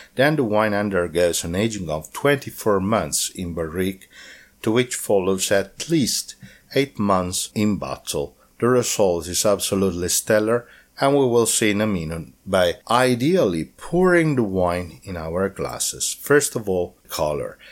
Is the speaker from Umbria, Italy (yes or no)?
yes; Umbria, Italy; as I live in Umbria, I was born in Umbria